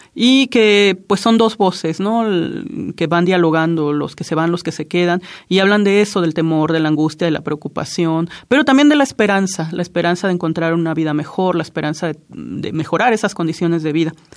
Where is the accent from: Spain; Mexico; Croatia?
Mexico; Juchitán, Oaxaca; first language Zapotec; Spanish is a second language; nací en Juchitán, Oaxaca